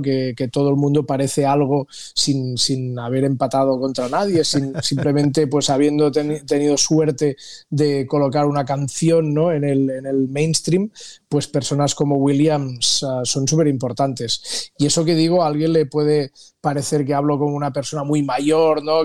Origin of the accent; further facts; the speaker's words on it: Costa Brava, near Cap de Creus, Catalonia, Spain; moved away; also born or lived in Los Angeles, United States; yo que soy del norte, de la Costa Brava, de cerca del, Cap de Creus